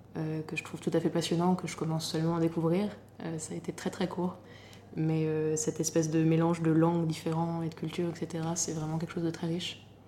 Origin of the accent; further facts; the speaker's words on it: Normandy, France; also born or lived in Paris; now in Lyon, France; Je suis originaire de Normandie et j'habite actuellement à Lyon